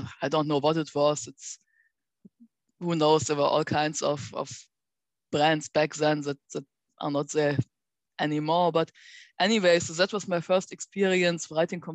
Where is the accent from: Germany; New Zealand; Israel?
Germany; near Bonn, North Rhine-Westphalia; moved away; I enrolled at Bonn University, which was actually quite close to my hometown